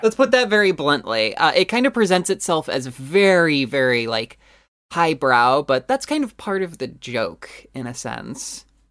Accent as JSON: {"language": "English", "country": "United States", "said": "I'm dumbass American."}